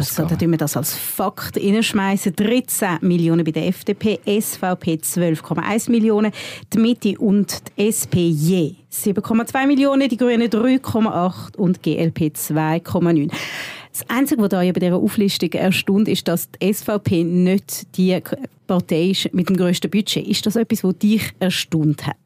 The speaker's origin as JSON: {"language": "German", "country": "Switzerland", "said": "bei uns in der Schweiz"}